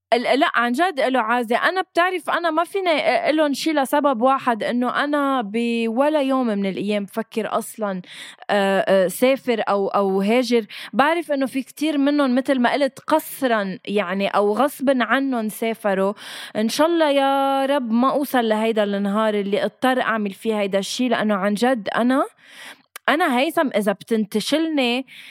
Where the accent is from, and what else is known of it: Lebanon